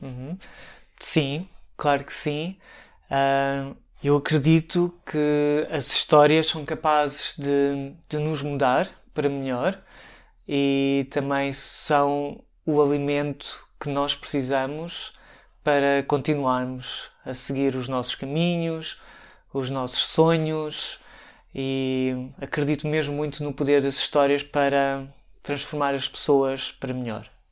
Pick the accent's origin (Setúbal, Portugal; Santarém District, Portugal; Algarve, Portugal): Santarém District, Portugal; Santarém; moved away as an adult; also born or lived in Lisbon, Portugal; now in Hamburg, Germany; Santarém, que foi onde eu nasci e vivi até aos 18 anos